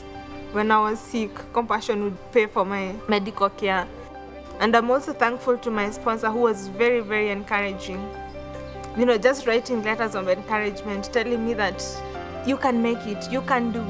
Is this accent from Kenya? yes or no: yes; Kenya; I'm from Kenya. Growing up with a single parent in the slum was very, very difficult for me